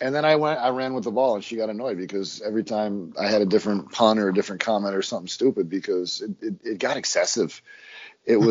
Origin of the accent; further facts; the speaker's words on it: Ireland; I'm Irish